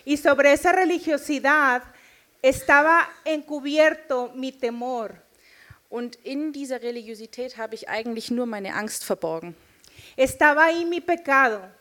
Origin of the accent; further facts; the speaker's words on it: Nuevo León, Mexico; ich bin Mexikanerin und ich komme aus dem Norden Mexikos, äh, aus einem Staat, der dort Nuevo León heißt.